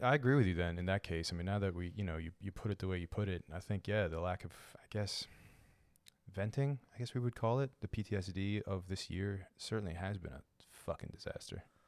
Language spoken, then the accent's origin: English; Baltimore, Maryland, United States; I'm a Lebanese American citizen, born and raised in Baltimore